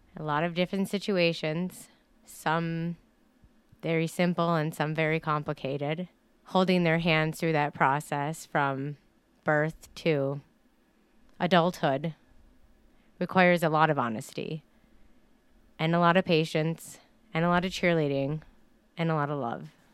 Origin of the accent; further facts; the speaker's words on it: Dollar Bay, Michigan, United States; I grew up in Dollar Bay, and so not too far from here